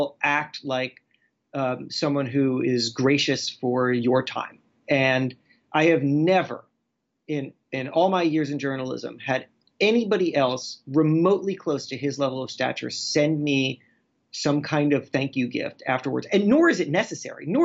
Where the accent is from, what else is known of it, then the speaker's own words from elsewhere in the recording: Florida, United States; I grew up in Florida